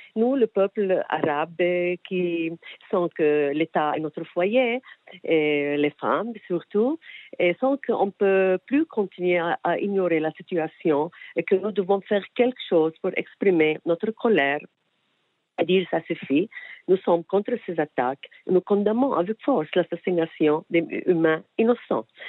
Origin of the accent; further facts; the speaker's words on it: Israel; on n'a pas fait ça ici, chez nous, en Israël